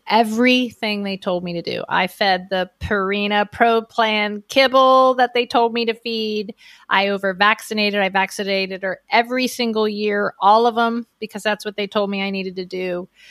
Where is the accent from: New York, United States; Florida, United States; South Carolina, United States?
Florida, United States; Miami; I grew up in Miami, Florida, on about an acre of land on a canal